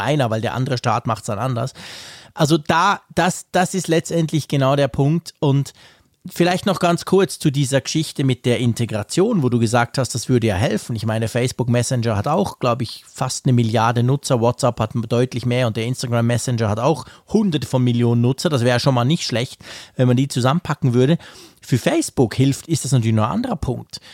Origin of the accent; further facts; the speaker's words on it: Switzerland; als Schweizer